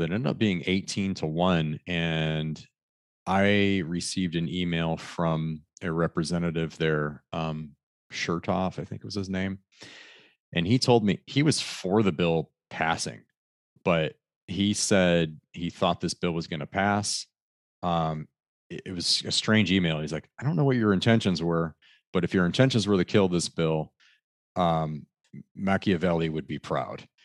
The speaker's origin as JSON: {"language": "English", "region": "Michigan", "country": "United States", "tie": "born or raised there", "said": "I grew up in hunting in Michigan all my life"}